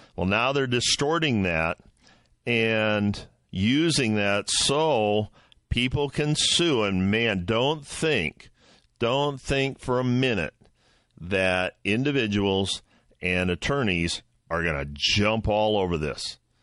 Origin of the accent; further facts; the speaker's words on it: Midwest, United States; I'm from the Midwest. I live in the Midwest.